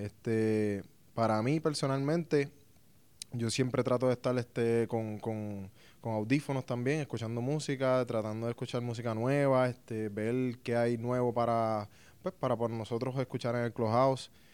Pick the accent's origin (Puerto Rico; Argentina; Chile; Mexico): Puerto Rico; yo vengo de Puerto Rico